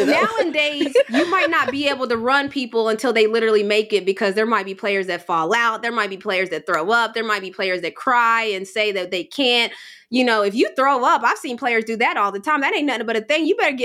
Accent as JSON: {"language": "English", "region": "West Virginia", "country": "United States", "said": "It's so close to home. I'm, you know, we're from West Virginia."}